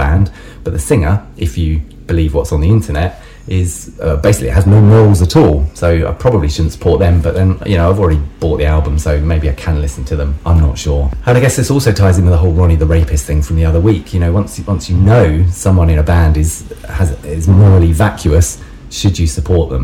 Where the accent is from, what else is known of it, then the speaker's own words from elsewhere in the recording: Brighton, South East England, United Kingdom; I'm from Brighton in England.